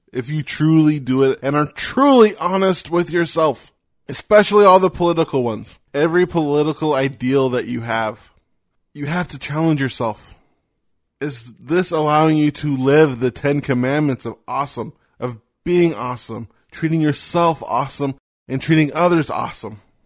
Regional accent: United States; I am an American.

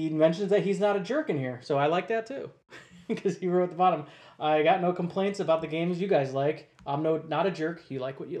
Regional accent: Ohio, United States; I'm from Ohio

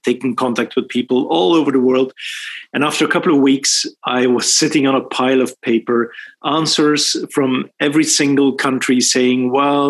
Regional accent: Belgium; moved away as an adult; also born or lived in Sweden; I was raised in Belgium, born and raised in Belgium.

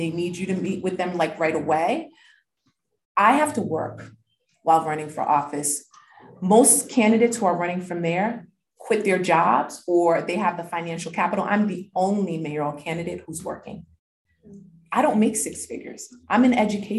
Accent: Providence, Rhode Island, United States; also born or lived in Haiti; growing up on the South Side in Washington Park, I grew up pretty sheltered. I grew up in a Pentecostal, like Christian immigrant family

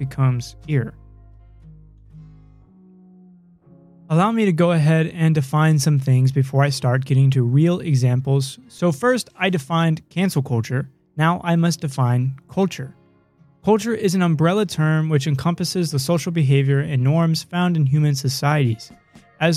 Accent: Idaho, United States; born in the United States of America within the state of Idaho

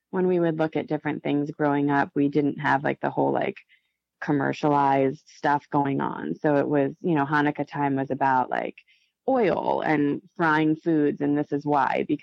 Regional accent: Chile; I was always telling everybody, like, I'm from Chile. And I thought that was a, a pretty cool thing.

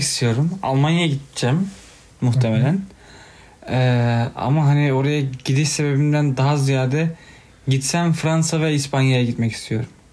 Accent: Turkey; ben Türk'üm

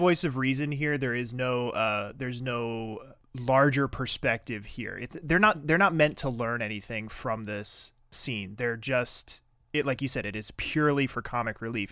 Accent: East Coast, United States; moved away; I grew up on the East Coast

